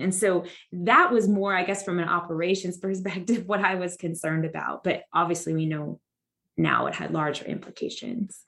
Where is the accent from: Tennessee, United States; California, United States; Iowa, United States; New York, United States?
California, United States; Santa Ana; moved away as an adult; now in Texas, United States; the Santa Ana RA, you know, it's really my hometown